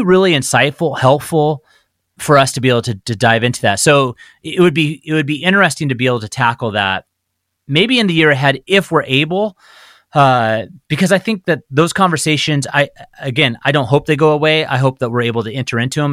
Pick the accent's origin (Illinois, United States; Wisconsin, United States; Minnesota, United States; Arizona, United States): Arizona, United States; Phoenix; now in Spokane, United States; I grew up in the Southwest, in Arizona, in Phoenix.